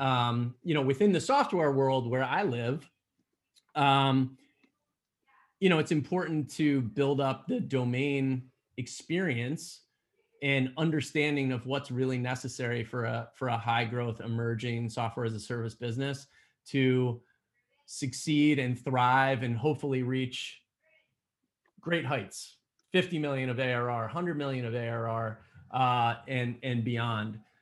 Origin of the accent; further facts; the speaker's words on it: Allentown, Pennsylvania, United States; born and raised in Allentown, Pennsylvania